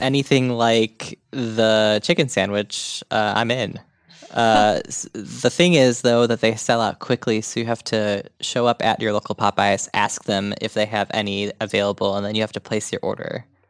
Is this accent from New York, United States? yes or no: no; Huntley, Illinois, United States; moved away; I went to Huntley High School